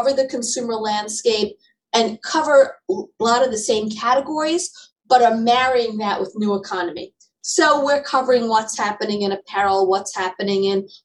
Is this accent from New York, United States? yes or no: yes; New York City, New York, United States; I grew up in Manhattan, and my family had a bookstore on Madison Avenue